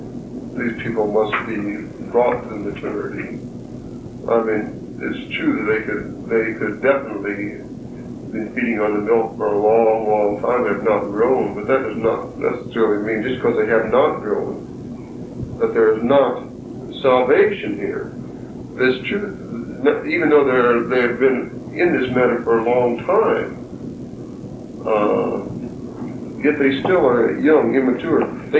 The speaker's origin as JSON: {"language": "English", "town": "Hessville", "country": "United States", "tie": "born or raised there", "moved": "yes", "said": "Because I did not grow up in this part of the country. I grew up in Hessville."}